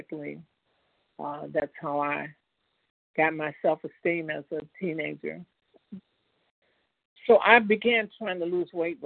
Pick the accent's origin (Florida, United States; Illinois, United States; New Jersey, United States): Illinois, United States; Chicago; moved away as an adult; also born or lived in Indiana; Chicago is my hometown